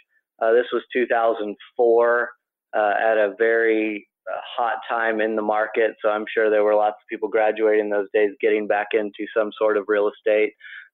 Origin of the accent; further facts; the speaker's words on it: Dallas, Texas, United States; also born or lived in Boston; I was born and raised in Dallas. And so I came back here to be by family